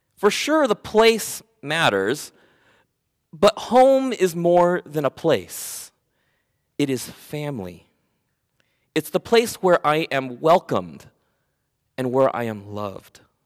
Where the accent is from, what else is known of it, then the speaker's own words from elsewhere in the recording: Oxnard, California, United States; also born or lived in Camarillo, California; I was born in Oxnard, California. I was raised there